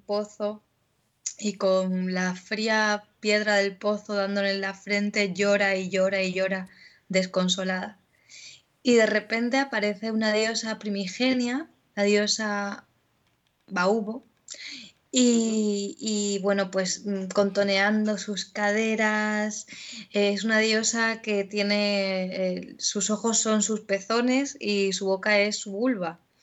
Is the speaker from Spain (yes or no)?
yes; Melilla, Spain; moved away as an adult; con la compañía melillense Concord, que era una compañía de estudio y de investigación teatral. Y con ellos estuve pues hasta que me fui de Melilla